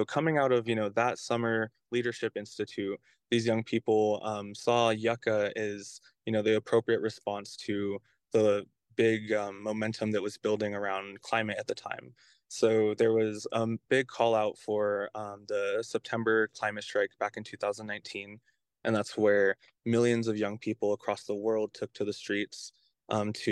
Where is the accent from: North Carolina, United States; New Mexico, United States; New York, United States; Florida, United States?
New Mexico, United States; Albuquerque; I come from Albuquerque, but that's my tribal affiliation